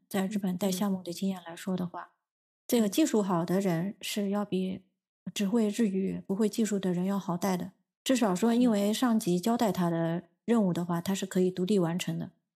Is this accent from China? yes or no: yes; China; also born or lived in Tokyo, Japan; now in Japan; 因为我们中国人有汉字